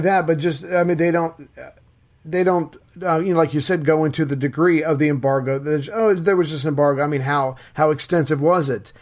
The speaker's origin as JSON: {"language": "English", "country": "United States", "said": "as an American"}